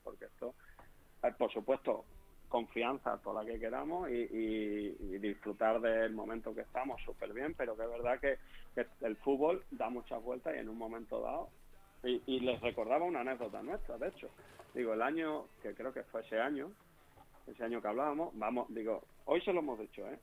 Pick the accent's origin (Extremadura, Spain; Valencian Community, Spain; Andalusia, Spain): Extremadura, Spain; accent: Extremaduran; moved away as an adult; also born or lived in Leganés; allí en mi pueblo de Elena